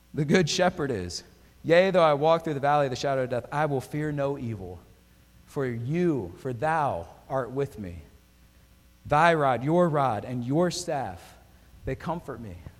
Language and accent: English; Pocono area, near Bloomsburg, Pennsylvania, United States; now in Florida, United States; I grew up in Pennsylvania. I grew up in the Pocono area, right off Interstate 80. We actually lived near Bloomsburg.